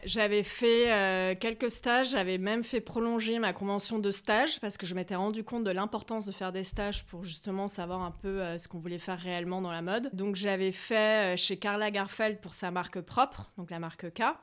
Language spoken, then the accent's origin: French; Sucy-en-Brie, Île-de-France, France; also born or lived in Gassin, Var / Dourdan / Paris; Je suis née dans le sud, à Gassin, euh, la région du Var. Et j'ai grandi euh, à Sucy-en-Brie dans le 94. Et puis après, j'ai fait mon lycée à Dourdan dans le 91